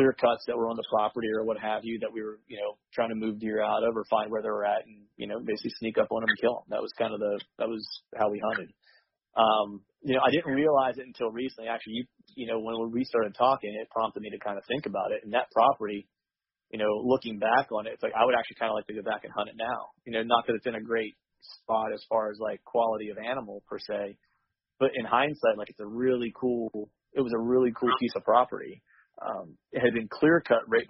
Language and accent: English; rural Pennsylvania, United States; also born or lived in Charleston, South Carolina; I was raised in rural Pennsylvania